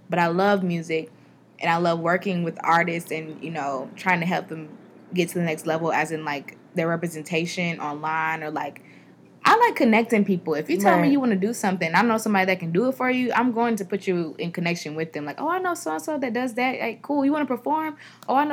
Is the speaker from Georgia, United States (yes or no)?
yes; Atlanta, Georgia, United States; I'm from Atlanta, and I've been here all my life